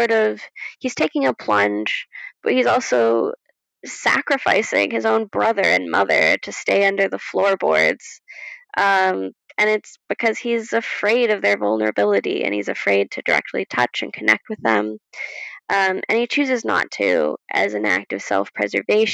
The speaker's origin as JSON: {"language": "English", "country": "United States", "said": "as an American"}